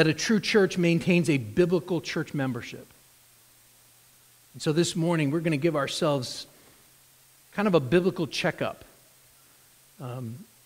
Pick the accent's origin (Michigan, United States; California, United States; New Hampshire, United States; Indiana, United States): New Hampshire, United States; moved away as an adult; also born or lived in Concord, New Hampshire; now in Bellefontaine, United States; where Chris and I grew up in New Hampshire